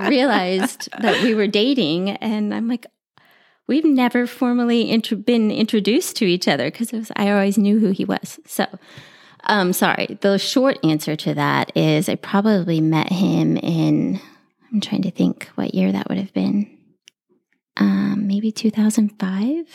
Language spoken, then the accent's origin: English; San Antonio, Texas, United States; I grew up here in San Antonio